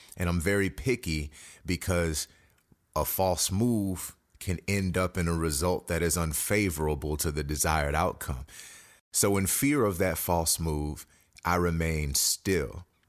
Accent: Houston, Texas, United States; I am a native Houstonian, born and bred

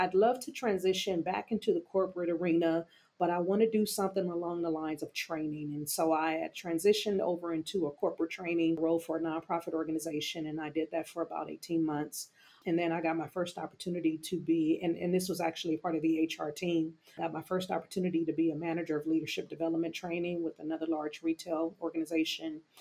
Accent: California, United States; Originally born and raised in California

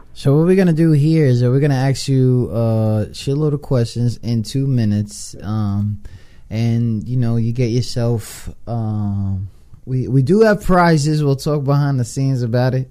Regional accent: New York City, New York, United States; moved away; I'm from New York, I'm from the Bronx

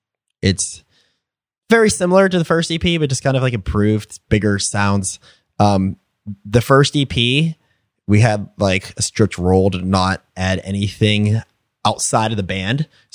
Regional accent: Maine, United States; Maine, because I'm from Maine

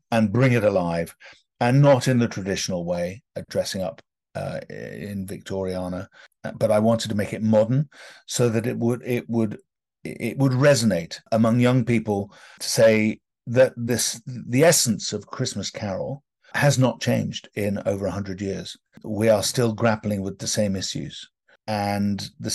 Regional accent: London, United Kingdom; accent: British; being British and having grown up in London

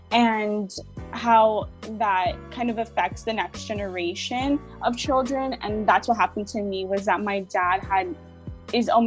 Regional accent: West Hollywood, California, United States; also born or lived in Corona; Yeah, so I grew up in I grew up in West Hollywood, but I also moved around a lot as well. I grew up in Corona and uh, other diff- different areas.

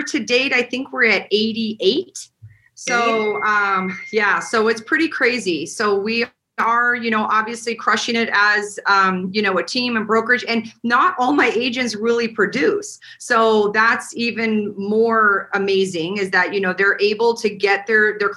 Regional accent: Montana, United States; now in Las Vegas, United States; I am originally from Montana

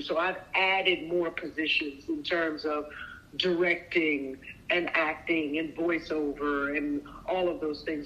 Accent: New York, United States; moved away; also born or lived in California; I come from New York

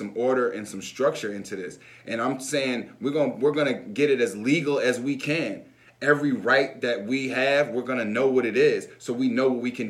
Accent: United States

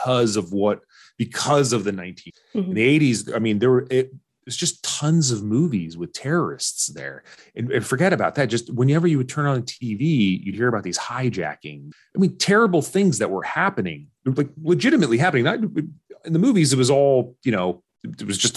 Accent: Orange County, California, United States; first language Arabic; English is a second language; I was wanting to be white growing up in Orange County

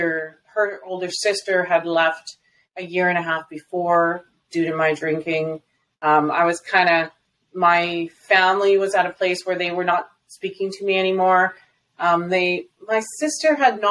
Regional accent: Alberta, Canada; also born or lived in British Columbia; from where I was in BC to my hometown, is about 1,300 kilometers.

